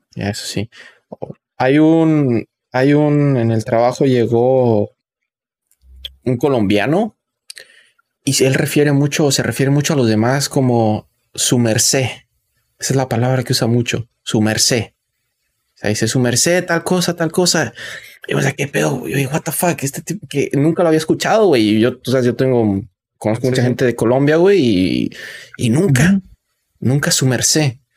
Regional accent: Mexico; yo soy obviamente de un rancho, ¿no? De un pueblo. Y que incluso en, en, en México, de mi pueblo

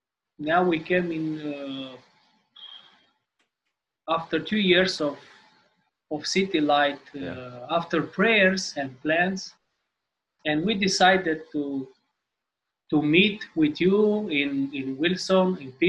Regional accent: Timișoara, Timiș County, Romania; Hey, so, yeah … from Romania, Timișoara.

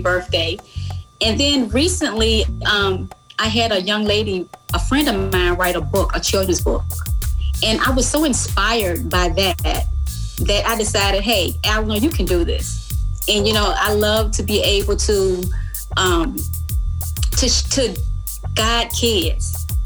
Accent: Goochland County, near Richmond, Virginia, United States; I grew up in Goochland County, just right outside of Richmond

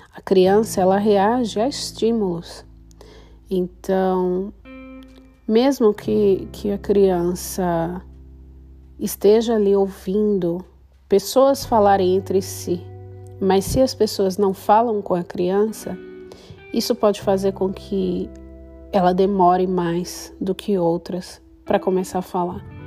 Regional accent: Brazil; moved away as an adult; now in Switzerland; sou brasileira, mas moro na Suíça há três anos

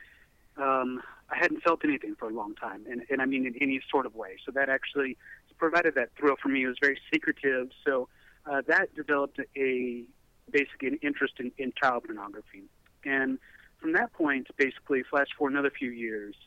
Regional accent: Middle Tennessee, United States; moved away as an adult; also born or lived in Nashville, Tennessee / California; I'm from the Middle Tennessee area.

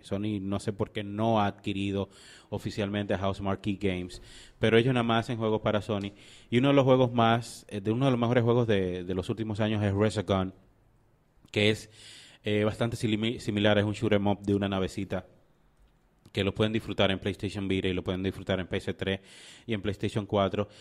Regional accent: Dominican Republic; nosotros como dominicanos

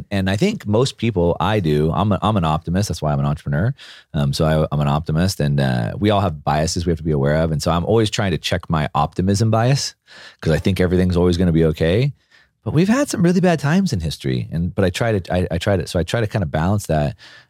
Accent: California, United States; also born or lived in Texas; Growing up in Southern California or in South Texas until I was in junior high, my parents were pretty grassroots politically organized.

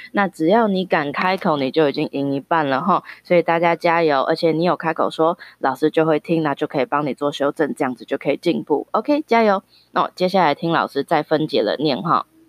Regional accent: Taiwan; 我们台湾人很喜欢吃的火锅

